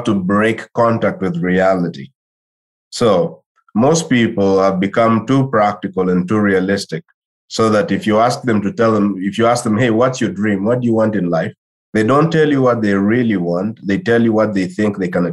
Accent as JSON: {"language": "English", "country": "DR Congo", "also_born_or_lived": "Claremont, California", "said": "I'm from Congo originally, right? I'm from the Democratic Republic of Congo."}